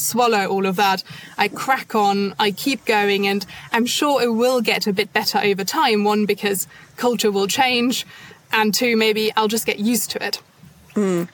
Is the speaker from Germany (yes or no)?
yes; Germany; English is a second language; moved away as an adult; now in United Kingdom; I'm not actually from the UK, I'm from Germany